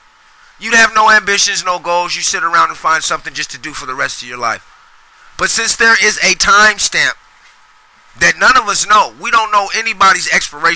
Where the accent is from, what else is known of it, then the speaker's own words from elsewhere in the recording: Sacramento, California, United States; I grew up in Oak Park